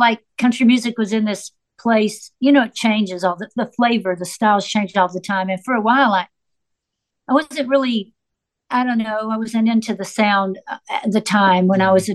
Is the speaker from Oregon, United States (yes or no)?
no; Nashville, Tennessee, United States; also born or lived in Florida; I grew up in Nashville in this incredible creative community